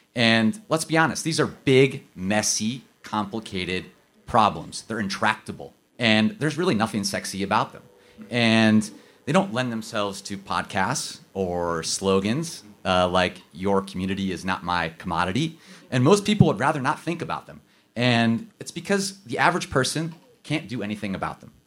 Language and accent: English; Akron, Ohio, United States; my hometown in Akron